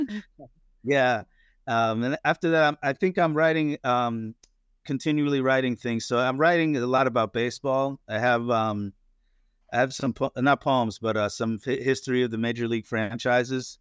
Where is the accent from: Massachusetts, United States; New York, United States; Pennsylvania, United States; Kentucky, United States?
Pennsylvania, United States; northeastern; also born or lived in Florida; now in Destin, United States; I grew up in Pennsylvania, uh, in northeastern Pennsylvania, uh, near the Poconos, Pocono Mountains